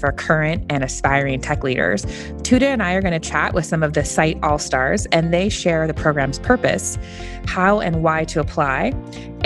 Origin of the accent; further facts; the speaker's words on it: San Diego, California, United States; also born or lived in Los Angeles; I grew up in San Diego and Los Angeles